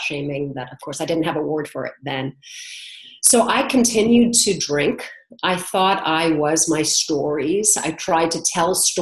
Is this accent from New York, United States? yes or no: yes; New York City, New York, United States; I was born in New York City.